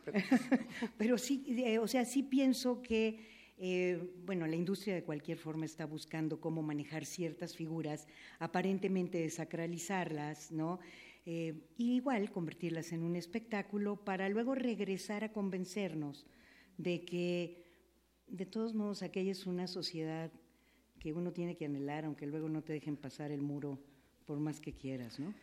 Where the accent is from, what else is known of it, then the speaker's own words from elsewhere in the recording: Veracruz, Mexico; Yo soy de Veracruz